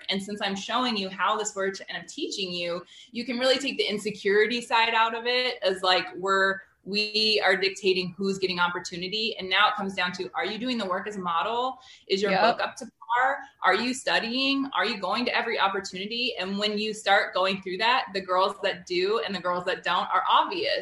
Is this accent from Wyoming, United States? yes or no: yes; Wyoming, United States; moved away; also born or lived in Washington State; I grew up in Wyoming